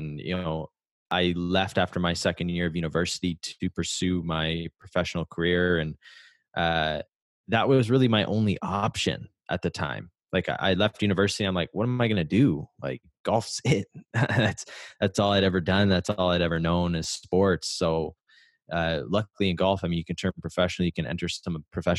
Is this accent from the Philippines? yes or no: no; Canada; I'm from Canada